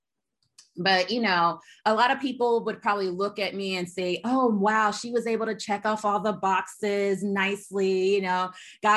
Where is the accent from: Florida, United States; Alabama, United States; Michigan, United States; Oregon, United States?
Alabama, United States; moved away as an adult; also born or lived in California; I am from Alabama. I say that I'm a grits. I'm a girl raised in the South. I am such a Southern girl, but I left Alabama